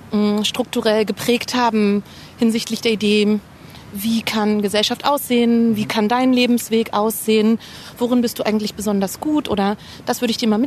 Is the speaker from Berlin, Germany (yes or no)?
yes; Berlin, Germany; ich bin ja in der Nachwendezeit groß geworden, ich bin ein Wendekind, 1984 geboren. Und für mich und meine persönlichen Erinnerungen, die sind eben ganz stark an Ostberlin in den 90er Jahren verknüpft.